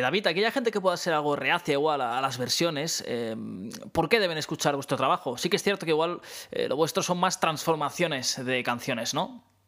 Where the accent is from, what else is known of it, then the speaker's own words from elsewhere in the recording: Spain; en nuestro país, seguramente en España